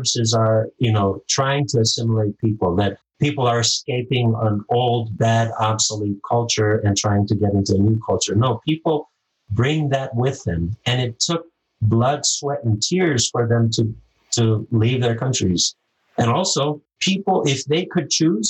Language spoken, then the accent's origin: English; Micronesia; moved away; I'm from Micronesia